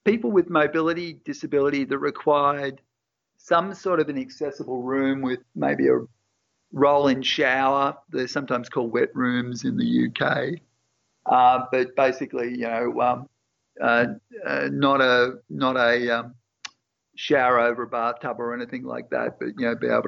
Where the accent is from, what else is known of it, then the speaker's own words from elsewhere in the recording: Coffs Harbour, New South Wales, Australia; moved away; also born or lived in Sydney; a Coffs boy who spent most of his time surfing, fishing, oystering